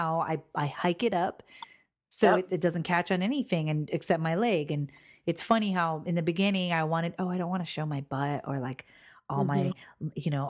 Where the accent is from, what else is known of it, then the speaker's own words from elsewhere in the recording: Hawaii, United States; I'm from Hawaii